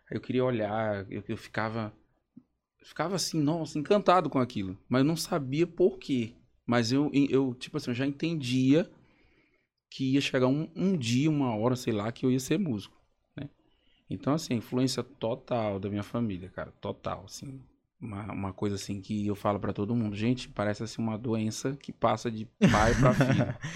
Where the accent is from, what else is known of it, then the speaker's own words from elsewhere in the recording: Caxias, Brazil; Mas lá na, na minha cidade, que eu sou de Caxias, né?